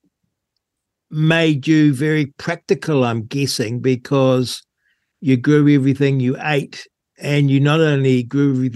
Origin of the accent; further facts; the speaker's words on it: Rangiora, Canterbury, New Zealand; I grew up in Rangura.